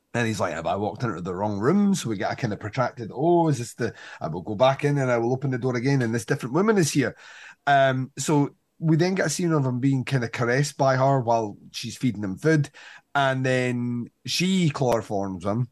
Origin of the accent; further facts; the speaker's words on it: Scotland, United Kingdom; we're Scottish